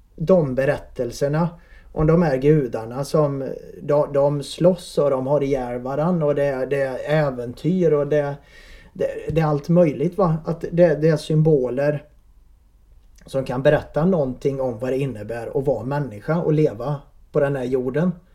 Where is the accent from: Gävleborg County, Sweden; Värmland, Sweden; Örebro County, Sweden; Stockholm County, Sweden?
Värmland, Sweden; accent: värmländskt; moved away as an adult; now in Vänersborg, Sweden; Jag är från Värmland